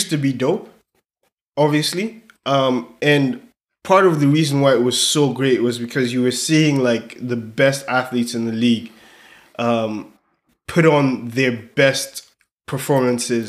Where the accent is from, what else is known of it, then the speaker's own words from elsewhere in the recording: Nigeria; I'm Nigerian